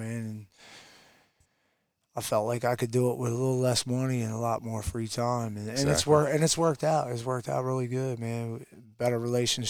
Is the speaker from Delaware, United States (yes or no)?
yes; Delaware, United States; moved away as an adult; now in Tennessee, United States; Me and my wife were both born and raised in Delaware